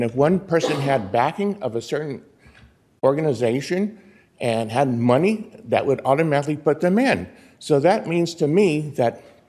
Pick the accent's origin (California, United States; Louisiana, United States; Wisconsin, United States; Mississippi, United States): California, United States; Berkeley; also born or lived in Oakland, California; now in Palm Desert, United States; I was born in Berkeley. I lived in Oakland. There are five districts up there. And those two cities were wonderful cities to grow up into.